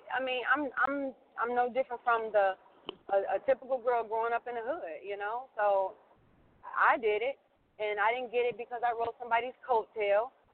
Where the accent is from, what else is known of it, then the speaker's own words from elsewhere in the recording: Cincinnati, Ohio, United States; I started doing insurance in Ohio. I was, you know, I'm from Cincinnati